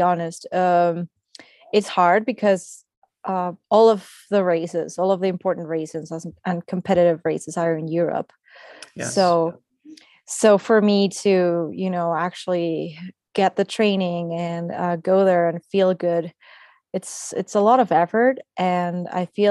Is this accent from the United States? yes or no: no; Mexico; my hometown, which is also in the mountains